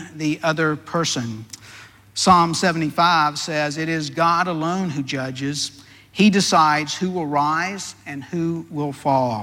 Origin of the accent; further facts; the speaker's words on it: Deep South, United States; I was raised in the Deep South